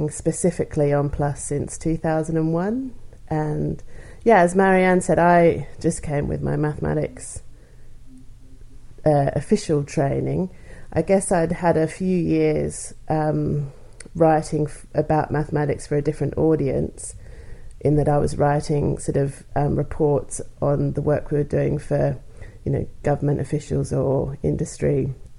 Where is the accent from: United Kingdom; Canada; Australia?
Australia; moved away as an adult; I'm from Australia. And I did a master's with some research in pure maths in Australia